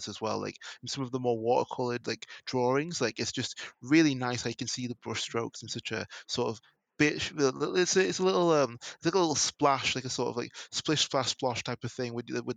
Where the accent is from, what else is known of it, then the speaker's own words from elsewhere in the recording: England, United Kingdom; someone growing up in England